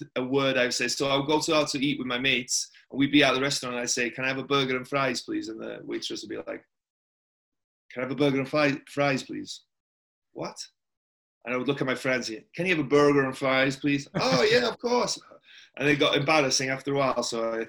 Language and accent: English; Tremadog, Wales, United Kingdom; moved away as an adult; also born or lived in Tampa, United States; now in Las Vegas, United States; It's a little bit different to the small town of Tremadog that I grew up in, you know, the bright lights of Vegas.